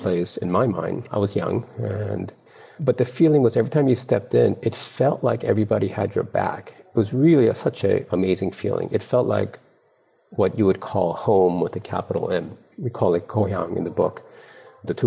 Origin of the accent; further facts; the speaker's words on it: East Coast, United States; moved away as an adult; also born or lived in Korea; now in Silicon Valley, United States; I was raised in the East Coast, went to school in the East Coast